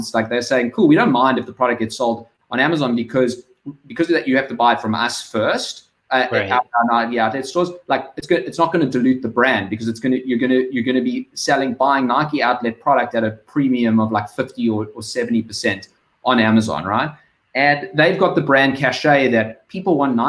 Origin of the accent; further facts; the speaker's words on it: South Africa; you can hear I'm South African